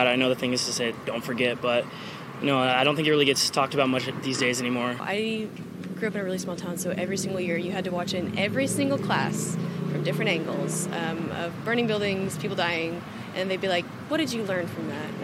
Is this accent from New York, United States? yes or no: yes; New York, United States; 9 11. I'm from New York. Uh, it's traumatizing.